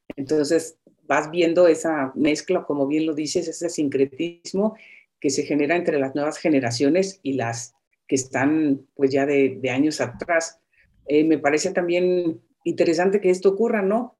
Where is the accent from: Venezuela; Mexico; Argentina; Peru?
Mexico; Zacapu, Michoacán; moved away; yo soy de, de Zacapu, Michoacán.